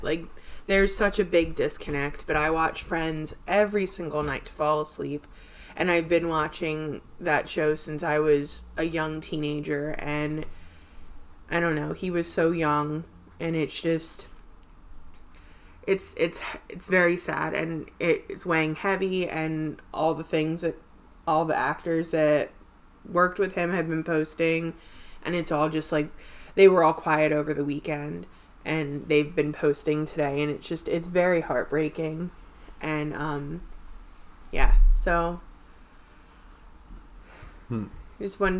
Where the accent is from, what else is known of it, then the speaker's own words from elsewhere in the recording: New Jersey, United States; We are a couple from South Jersey